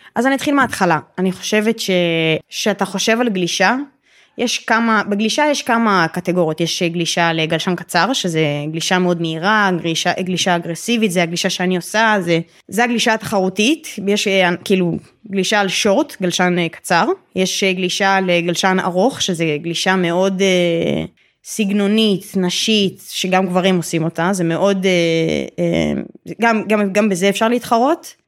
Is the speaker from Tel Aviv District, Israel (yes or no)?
yes; Tel Aviv, Tel Aviv District, Israel; אני תל אביבית במקור